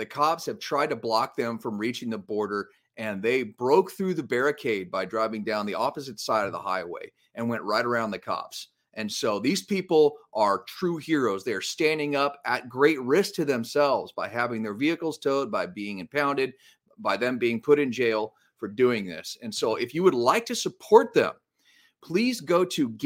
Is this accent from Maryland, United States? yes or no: no; Los Angeles, California, United States; right here in my hometown of Los Angeles